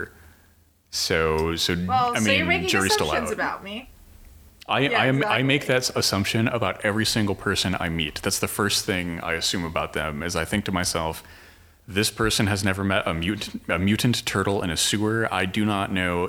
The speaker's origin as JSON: {"language": "English", "town": "Chicago", "region": "Illinois", "country": "United States", "said": "I'm from Chicagoland"}